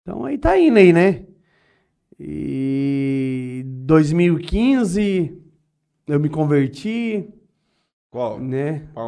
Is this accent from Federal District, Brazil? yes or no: no; Urânia, São Paulo, Brazil; also born or lived in Guinjala; Então, eu sou, sou da Urânia, nasci na, nasci Guinjala, né, mas sou crescido e, ali na, nas Urânia, né